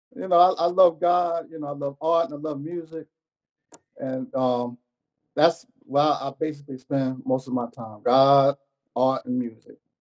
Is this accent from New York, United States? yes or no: yes; New York City, New York, United States; originally from Brooklyn, New York